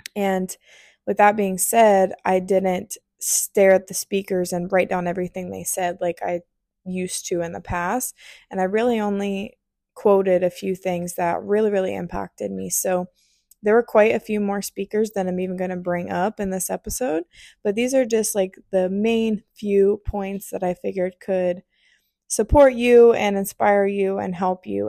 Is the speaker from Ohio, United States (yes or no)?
yes; near Columbus, Ohio, United States; moved away; I was in Columbus, Ohio, close to my hometown